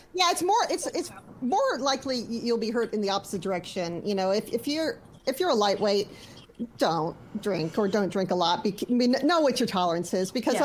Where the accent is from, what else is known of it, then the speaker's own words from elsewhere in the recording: Louisiana, United States; I'm from Louisiana